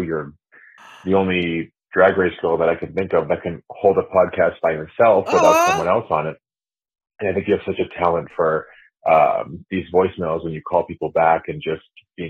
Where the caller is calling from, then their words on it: Massachusetts, United States; I'm calling from Massachusetts.